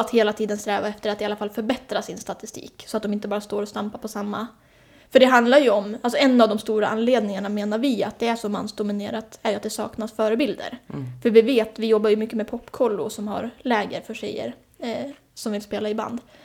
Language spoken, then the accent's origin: Swedish; Hälsingland, a small village outside Hudiksvall, Gävleborg County, Sweden; moved away as an adult; now in Stockholm, Sweden; Jag kommer från Hälsingland, viktigt. En liten by utanför Hudiksvall, Glada Hudik.